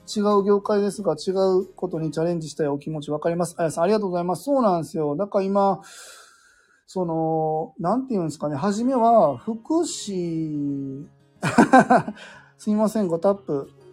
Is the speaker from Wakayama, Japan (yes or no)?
yes; Wakayama, Japan; 関西、僕和歌山なんですよ